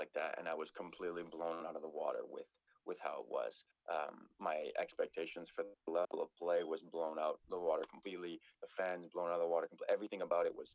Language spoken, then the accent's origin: English; Toronto, Ontario, Canada; also born or lived in Ottawa; I grew up downtown in Toronto